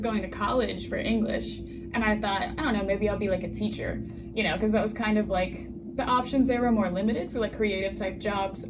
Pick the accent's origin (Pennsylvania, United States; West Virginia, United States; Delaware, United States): West Virginia, United States; moved away as an adult; now in Philadelphia, United States; my hometown, there's like one newspaper